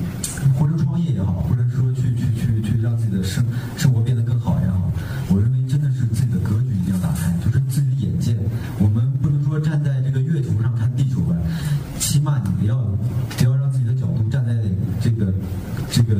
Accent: Shandong, China; 因为我我是一个山东人，我是吃面食的，我不知道在座的有多少吃面食的。但我我在外外地呢，我就会有一个特别痛苦的痛苦的点，就是我吃不到我我我我小的时候吃的那个味道，那个面食。

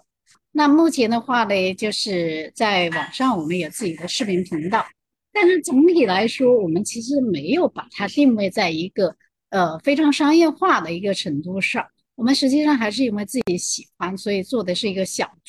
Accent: Guangzhou, Guangdong, China; 我是来自广州，

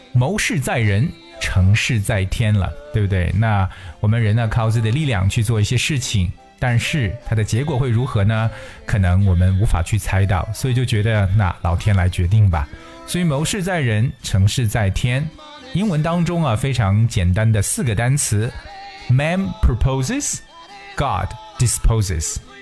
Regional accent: China; 我们中国人常说啊

